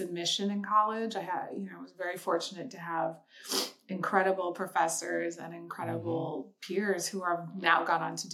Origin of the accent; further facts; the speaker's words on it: Seattle, Washington, United States; moved away as an adult; also born or lived in Chicago; I grew up in Seattle, Washington.